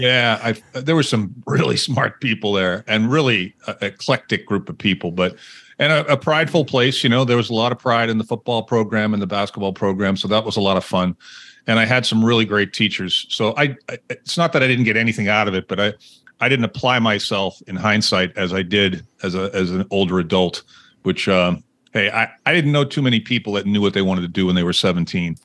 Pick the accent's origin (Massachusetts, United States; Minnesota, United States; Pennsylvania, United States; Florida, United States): Massachusetts, United States; Winchester; I grew up outside of Boston, Massachusetts, in a town called mm-hmm. Winchester